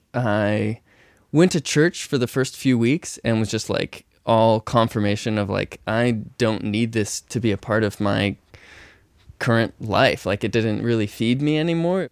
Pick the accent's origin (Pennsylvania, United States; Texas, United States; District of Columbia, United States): Texas, United States; I grew up in Texas